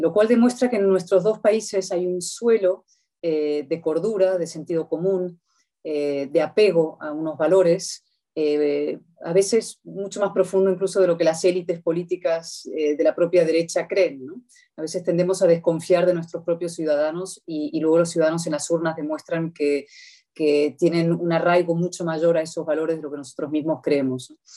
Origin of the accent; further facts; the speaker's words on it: Spain; como españoles